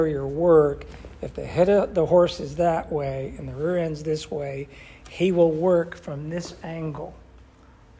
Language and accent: English; New England, United States; I grew up with horses in New England